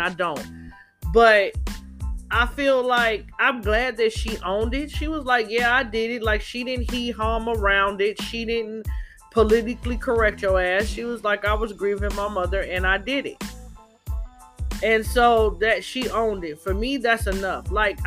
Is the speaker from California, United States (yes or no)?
yes; Los Angeles, California, United States; also born or lived in San Diego / Riverside / Oceanside / Moreno Valley; I'm born and raised in California. I have grew up all over California, Southern California, Los Angeles, Riverside, Oceanside, San Diego, Moreno Valley, Inland Empire.